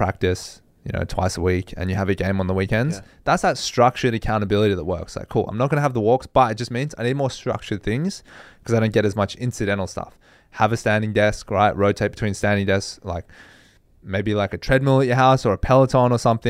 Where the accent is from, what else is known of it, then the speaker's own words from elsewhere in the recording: Australia; And I think that's a big thing that you underappreciate as an Australian because you have such good weather year-round.